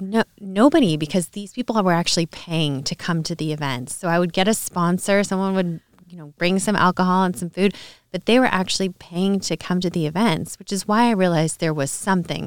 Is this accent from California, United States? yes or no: yes; Orange County, California, United States; also born or lived in New Orleans / Los Angeles; I grew up in Orange County, California